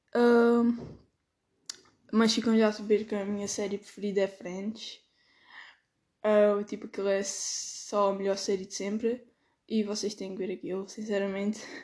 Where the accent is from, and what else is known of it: Alentejo, Portugal